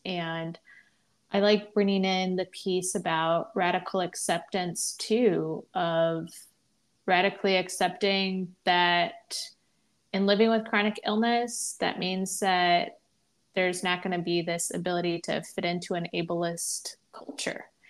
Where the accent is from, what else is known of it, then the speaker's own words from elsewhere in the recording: Midwest, United States; also born or lived in the South; now in Northeast, United States; I currently live in the Northeast. I grew up in the Midwest. I lived for a bit of time in the South